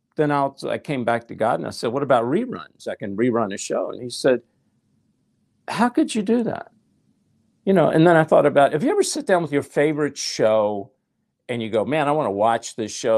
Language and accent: English; Nashville, Tennessee, United States; I'm from Nashville, I was a songwriter.